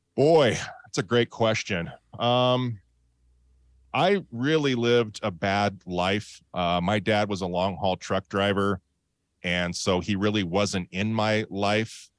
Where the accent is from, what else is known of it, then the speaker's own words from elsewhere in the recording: Montana, United States; now in Boise, Idaho, United States; I grew up in Montana